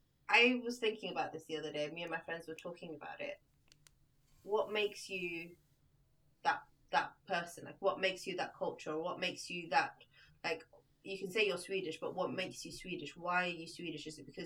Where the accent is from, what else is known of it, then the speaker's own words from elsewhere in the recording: United Kingdom; also born or lived in Libya; the UK is where I was brought up. It's where I went to, like, all my primary school, secondary school, university, my first job, all in the UK.